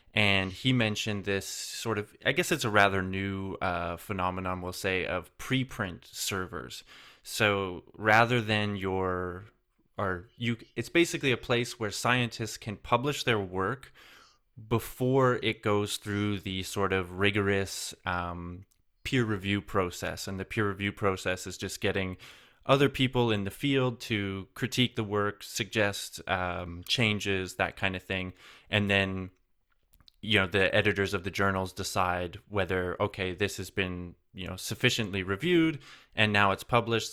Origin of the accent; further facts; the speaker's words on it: Canada; now in Germany; I'm originally from Canada